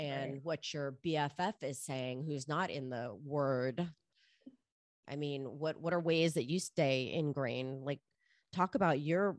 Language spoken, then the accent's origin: English; Miami, Florida, United States; I grew up in Miami in the clubs